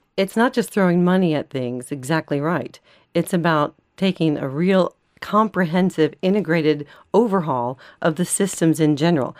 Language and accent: English; United States; moved away as an adult; now in Ireland; as an American living in Ireland